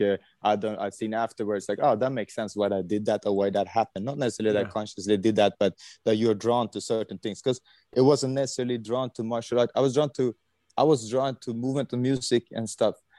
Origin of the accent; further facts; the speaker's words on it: Sweden; I was born in Sweden, 1980